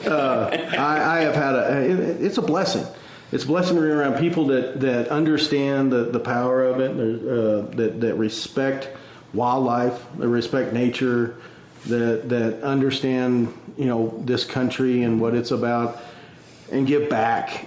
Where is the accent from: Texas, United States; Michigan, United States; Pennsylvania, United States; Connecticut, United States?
Texas, United States; Midland; moved away as an adult; I was born and raised in West Texas